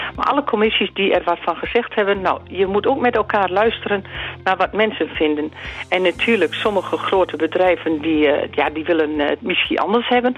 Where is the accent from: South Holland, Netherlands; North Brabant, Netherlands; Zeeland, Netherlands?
Zeeland, Netherlands; bij ons in Zeeland